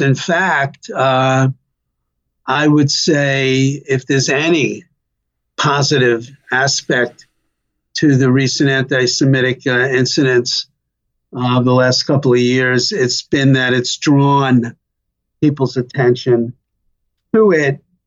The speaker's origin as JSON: {"language": "English", "town": "New York City", "region": "New York", "country": "United States", "tie": "born or raised there", "accent": "New York", "said": "I was uh, uh, born and raised in Brooklyn"}